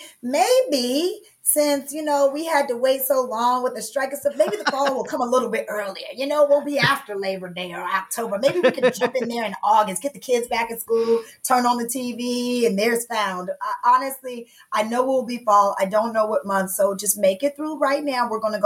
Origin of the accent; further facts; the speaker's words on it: the South, United States; I'm from the South